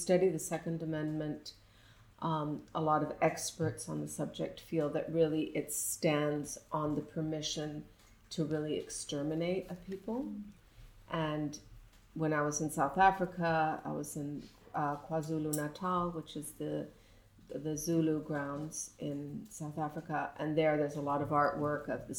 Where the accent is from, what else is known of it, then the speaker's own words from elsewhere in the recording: Mexico City, Mexico; I grew up in Mexico City in very much a sort of environment of artists and writers and painters.